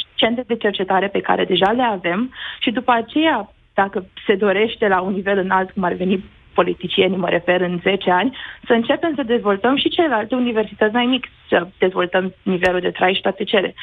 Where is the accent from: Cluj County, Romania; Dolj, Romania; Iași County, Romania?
Dolj, Romania; Craiova; eu sunt din Craiova